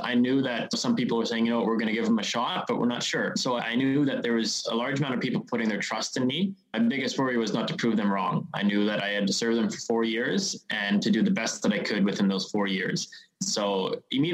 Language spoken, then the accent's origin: English; Qualicum Beach, British Columbia, Canada; I was born and raised in Qualicum Beach, so Qualicum Beach is no stranger to me.